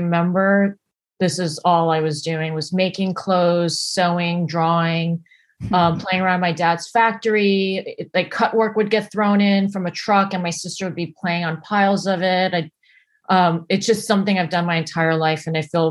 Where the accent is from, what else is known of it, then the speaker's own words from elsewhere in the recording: United States; also born or lived in New Jersey / New York; now in Los Angeles, United States; I grew up in New York and New Jersey before, and lived there before I came out